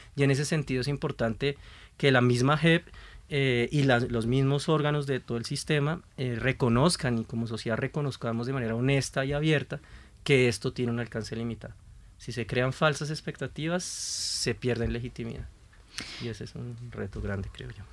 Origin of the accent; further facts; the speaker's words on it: Colombia; Como colombianos